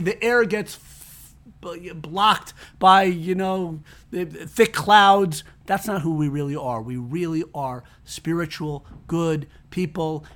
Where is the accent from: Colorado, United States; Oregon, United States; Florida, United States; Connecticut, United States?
Connecticut, United States; I grew up in Connecticut